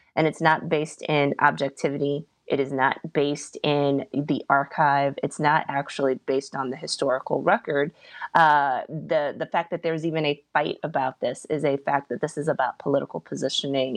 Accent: Virginia, United States; I'm from Virginia

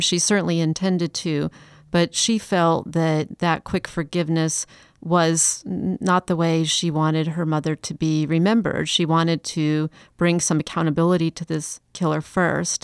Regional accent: Chicago, Illinois, United States; also born or lived in Atlanta; now in Charleston, United States; I'm from Chicago

